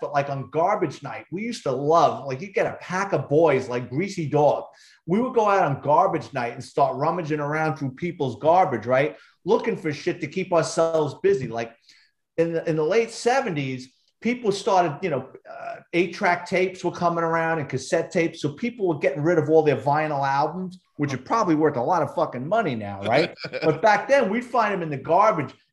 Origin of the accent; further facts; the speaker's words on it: New York City, New York, United States; growing up in New York City in the Bronx